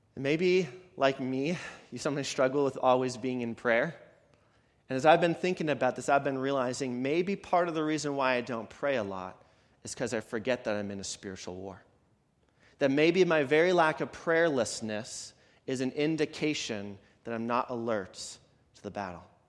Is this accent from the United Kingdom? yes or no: no; Canada; moved away; I'm from Canada